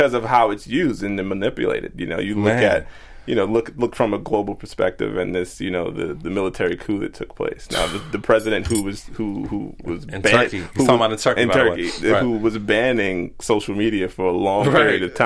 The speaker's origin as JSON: {"language": "English", "region": "New York", "country": "United States", "tie": "born or raised there", "said": "growing up in New York"}